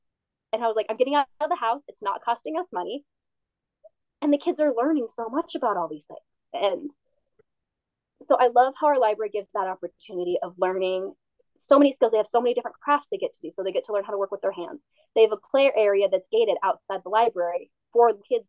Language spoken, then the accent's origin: English; Carbon Valley District, Colorado, United States; the library I grew up with is in the Carbon Valley District